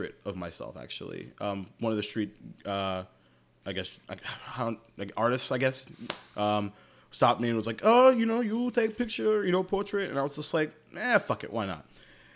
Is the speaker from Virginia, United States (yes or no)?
no; Jacksonville, Florida, United States; I'm from Jacksonville, Florida.